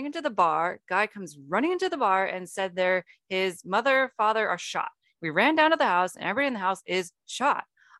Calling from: Amityville, New York, United States; It's in Amityville. Call up the Amityville police and it's right off Ocean Avenue in Amityville.

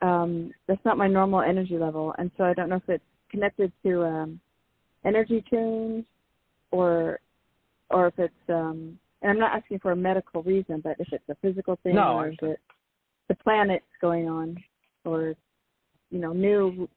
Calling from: San Francisco, California, United States; I'm calling from San Francisco.

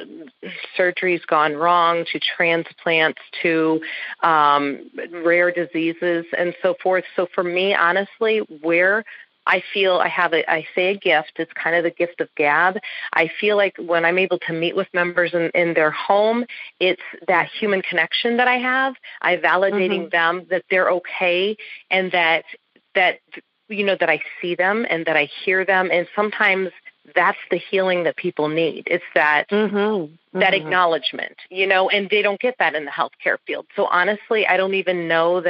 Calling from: Phoenix, Arizona, United States; I am calling from Phoenix, Arizona

